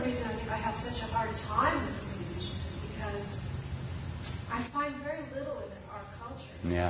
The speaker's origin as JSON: {"language": "English", "country": "United States", "said": "I'm an American."}